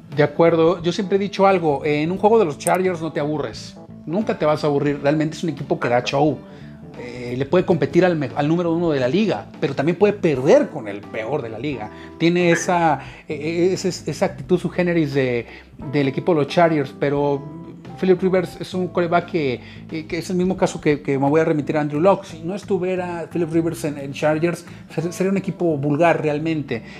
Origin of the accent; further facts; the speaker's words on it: Mexico; nosotros como mexicanos